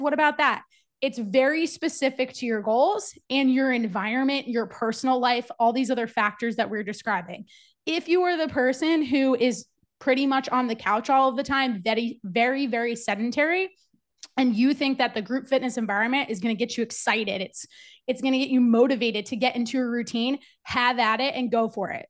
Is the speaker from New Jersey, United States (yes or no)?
yes; New Jersey, United States; moved away as an adult; also born or lived in Virginia / Charlotte, North Carolina; I'm originally from New Jersey